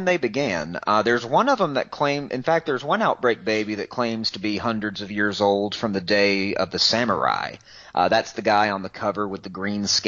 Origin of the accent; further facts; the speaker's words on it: the South, United States; I'm a Southerner